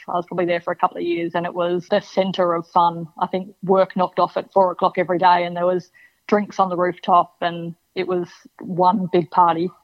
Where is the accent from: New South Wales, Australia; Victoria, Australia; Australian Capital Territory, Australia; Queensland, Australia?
Victoria, Australia; Melbourne; My mum's originally from the UK, but yeah, we we grew up in Melbourne